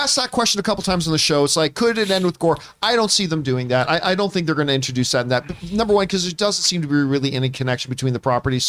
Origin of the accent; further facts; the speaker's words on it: Canada; I'm a Canadian that doesn't drink beer. I'm an Italian who doesn't really drink wine.